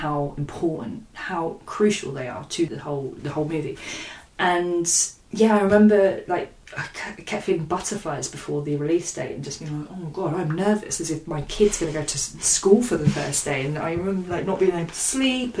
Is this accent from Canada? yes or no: no; London, United Kingdom; I was born and bred in Hackney